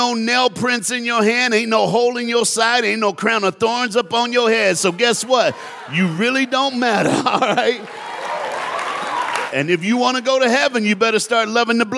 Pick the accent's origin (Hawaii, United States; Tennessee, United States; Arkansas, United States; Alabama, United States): Tennessee, United States; now in South Florida, United States; I live in South Florida, I was born in Tennessee, so you got a black Southern preacher up in your house